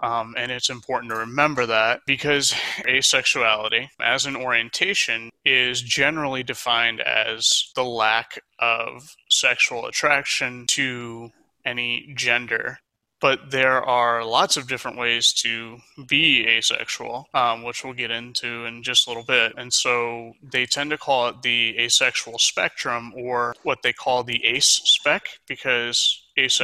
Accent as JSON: {"language": "English", "region": "Florida", "country": "United States", "tie": "born or raised there", "also_born_or_lived": "Michigan / Mobile, Alabama", "said": "I was born and raised in Florida, actually. I am currently in Sarasota, and I've pretty much been around that area my entire life"}